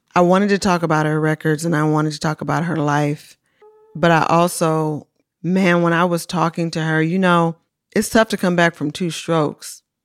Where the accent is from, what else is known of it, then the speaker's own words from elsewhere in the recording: Oakland, California, United States; I come from Oakland